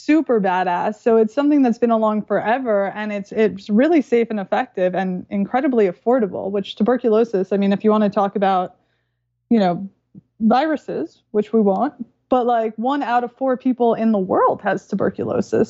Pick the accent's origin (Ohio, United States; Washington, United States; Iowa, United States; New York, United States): New York, United States; I'm from New York